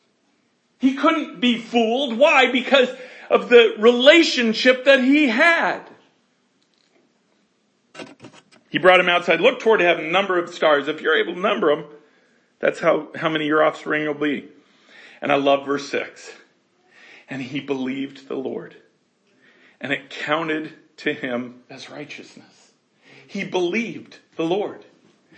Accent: Colorado, United States; I'm from Colorado where God stays

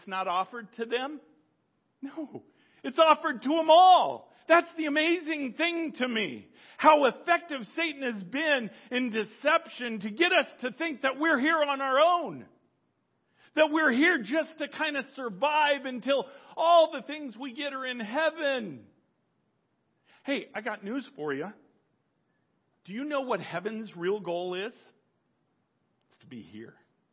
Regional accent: United States; I was born American. I'm an American

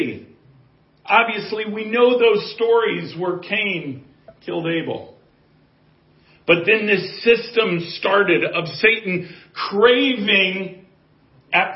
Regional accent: Colorado, United States; I have a builder's background and I'm from Colorado.

